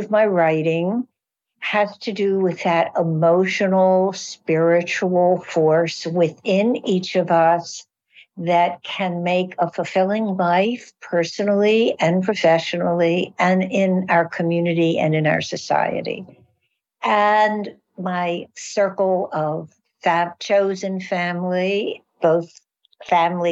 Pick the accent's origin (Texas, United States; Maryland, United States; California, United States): Maryland, United States; Baltimore; I'm from Baltimore